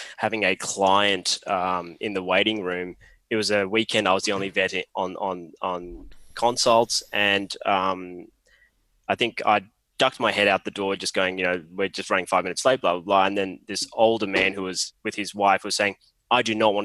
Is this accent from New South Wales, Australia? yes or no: no; Mackay, Queensland, Australia; also born or lived in Sri Lanka / Sydney / Sunshine Coast; I grew up in Mackay